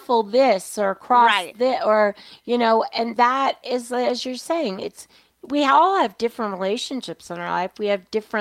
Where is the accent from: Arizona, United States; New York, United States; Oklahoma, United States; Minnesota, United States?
New York, United States; I was a kid. I was a latchkey kid. I grew up in New York.